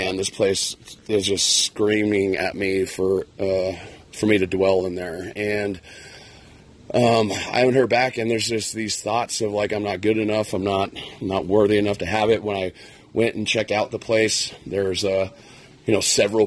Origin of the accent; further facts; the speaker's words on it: near Red Rocks, Colorado, United States; I grew up near Red Rocks, Colorado, in the foothills